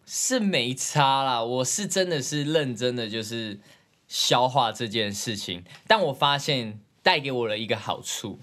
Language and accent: Chinese; Zhongli, Taoyuan, Taiwan; 我从小到大在中立生活的